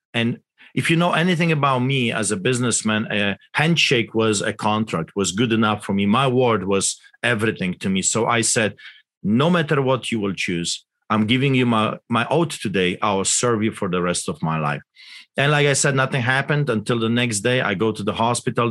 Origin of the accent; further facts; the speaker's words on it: Poland; English is a second language; now in Canada; I grew up in Poland, as you can tell by my accent, behind the Iron Curtain